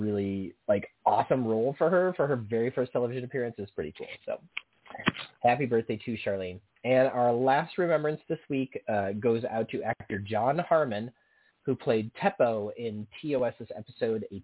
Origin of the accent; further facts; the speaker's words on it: Quincy, Illinois, United States; where I grew up in Quincy, Illinois